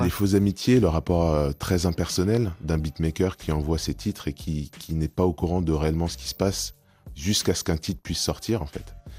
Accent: France; je suis né en France, j'ai été éduqué dans le système français

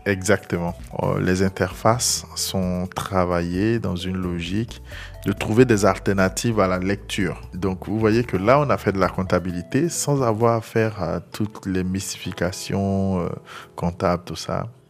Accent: Abongoua, Côte d’Ivoire; je suis originaire de Bonguano, précisément d'Abongwa, à l'est de la Côte d'Ivoire. J'ai grandi là-bas.

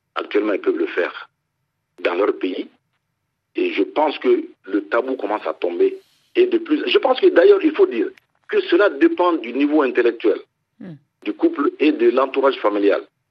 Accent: Mali; chez nous au Mali

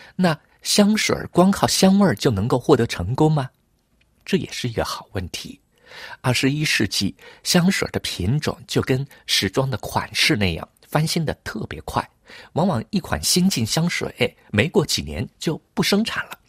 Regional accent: Hangzhou, Zhejiang, China; now in Paris, France; 小的时候在杭州

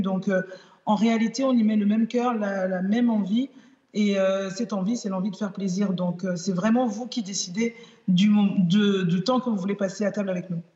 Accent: Benin; now in Nîmes, France; mon pays d'origine, le Bénin

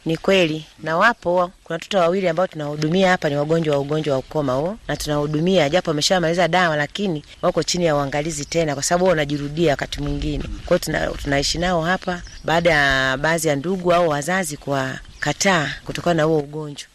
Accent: Mtwara, Tanzania; moved away as an adult; now in Shinyanga, Tanzania; mi ni mwenyeji wa Mtwara

